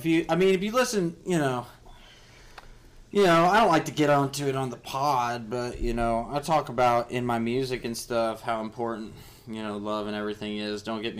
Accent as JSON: {"language": "English", "region": "California", "country": "United States", "said": "I'm in my homeland where I'm really from. I'm not actually Italian. I'm Californian, as everyone knows."}